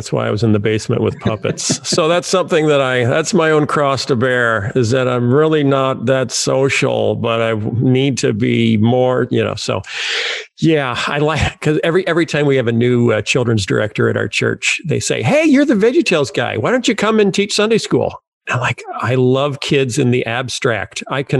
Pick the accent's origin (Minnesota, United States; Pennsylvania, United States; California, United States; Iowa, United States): Iowa, United States; also born or lived in Chicago; I grew up in Iowa and I felt like this is pretty Bible Belt buckly. You know, everyone I know is a Christian. But then we moved to Chicago